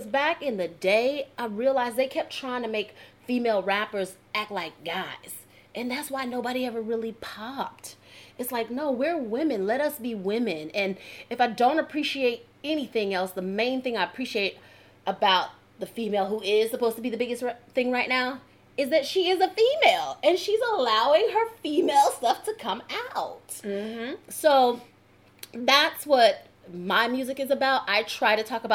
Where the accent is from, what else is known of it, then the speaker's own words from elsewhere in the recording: New Jersey, United States; moved away; also born or lived in Georgia; I'm from Jersey and I'm talking like this